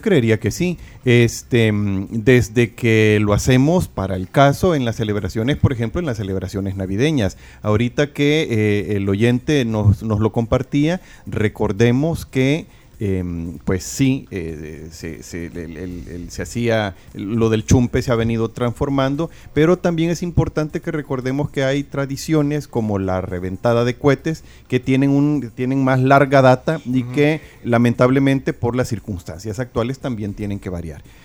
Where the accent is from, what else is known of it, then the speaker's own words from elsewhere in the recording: El Salvador; somos como salvadoreños